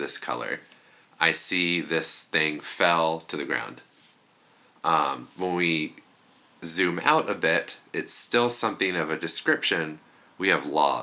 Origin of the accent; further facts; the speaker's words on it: Kansas, United States; we're both from Kansas